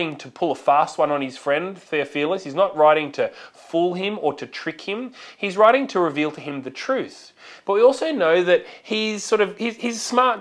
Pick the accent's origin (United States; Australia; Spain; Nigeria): Australia; it is a part of being Australian, that Aussie larrikin sort of attitude